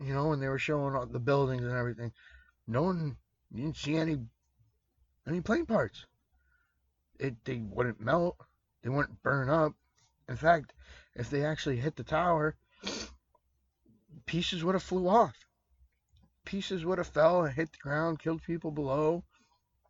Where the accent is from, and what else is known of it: United States